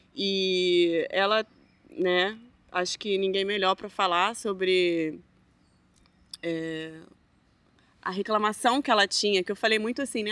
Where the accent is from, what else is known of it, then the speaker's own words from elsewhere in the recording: Rio de Janeiro, Brazil; moved away as an adult; now in Hamburg, Germany; Aí eu, não, Rio.